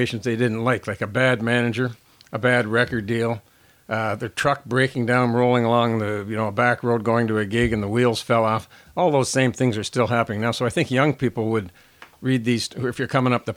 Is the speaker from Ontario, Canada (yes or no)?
yes; Toronto, Ontario, Canada; I grew up in Scarborough, went to Wexford Collegiate Institute